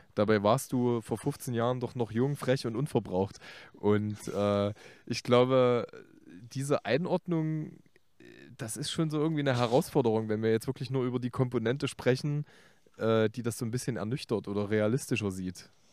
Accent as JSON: {"language": "German", "town": "Leipzig", "region": "Saxony", "country": "Germany", "said": "als Leipziger mit Lokalpassion"}